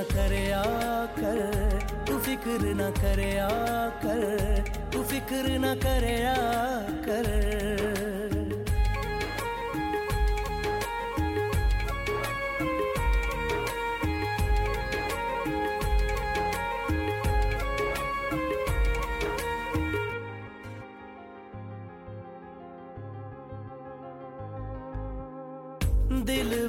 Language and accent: English; London, United Kingdom; where we grew up in London, we have like terraced houses